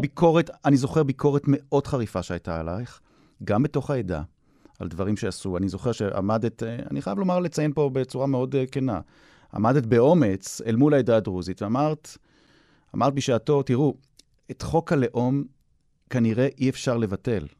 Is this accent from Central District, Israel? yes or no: no; Jaffa, Tel Aviv District, Israel; אני הילד מיפו, מהמיעוט הערבי